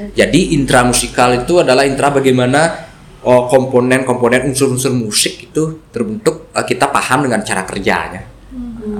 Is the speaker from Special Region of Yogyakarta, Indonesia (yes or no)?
no; Ubud, Bali, Indonesia; saya juga dari Ubud Perang Tegal